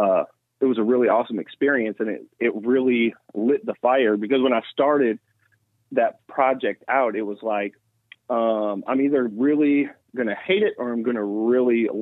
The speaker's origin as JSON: {"language": "English", "town": "Milwaukee", "region": "Wisconsin", "country": "United States", "moved": "yes", "lives_now": "Atlanta, United States", "said": "I'm from Milwaukee"}